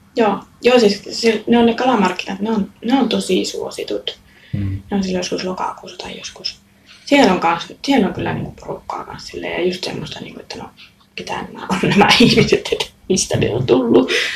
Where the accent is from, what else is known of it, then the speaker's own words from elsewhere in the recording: Raahe, North Ostrobothnia, Finland; moved away as an adult; Ja mä oon aina ollut niin raahelainen silloinkin, kun mä oon asunut muualla.